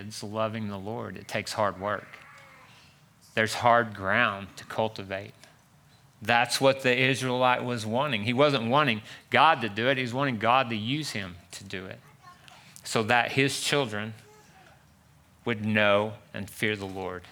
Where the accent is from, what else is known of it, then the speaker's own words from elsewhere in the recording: Pampa, Texas, United States; I'm from Pampa, Texas, where there's nothing but oil fields.